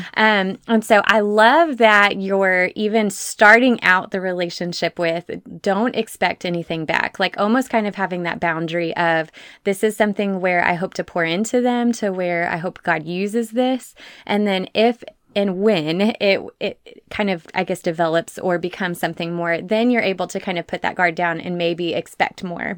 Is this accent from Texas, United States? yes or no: yes; Texas, United States; my fellow Texan